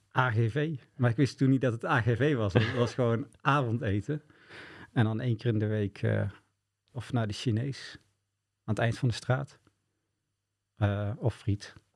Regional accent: Boxtel, North Brabant, Netherlands; bij ons in Bokstol woonde eh, Jan Juffermans

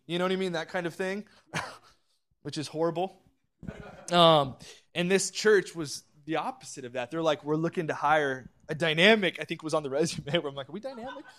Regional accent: Orange County, California, United States; moved away as an adult; also born or lived in central Pennsylvania; We, we grew up in Orange County

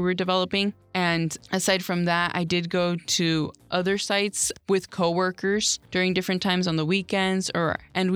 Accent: United States

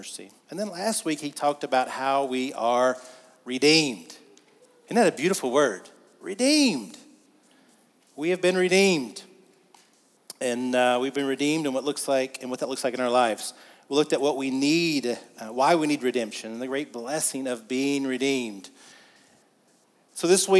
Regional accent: the South, United States; We're from the South

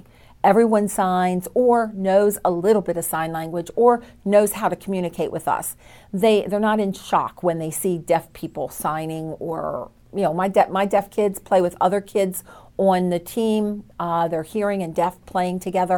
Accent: Illinois, United States; also born or lived in Minnesota; now in Frederick, United States; I moved to the great town of Frederick in 2014. I'm from Illinois originally, but I lived in Minnesota for about 13 years.

